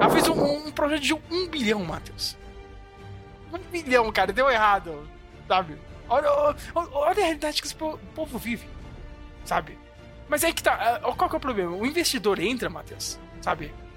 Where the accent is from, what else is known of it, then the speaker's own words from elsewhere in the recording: Brazil; a gente é brasileiro